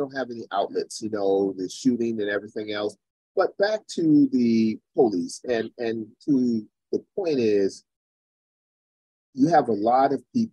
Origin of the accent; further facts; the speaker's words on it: Charleston, South Carolina, United States; my hometown in Charleston, South Carolina